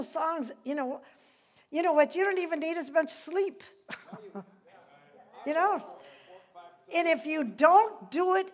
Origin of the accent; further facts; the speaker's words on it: Dodge, United States; moved away; I came from a town of 500 to 600 people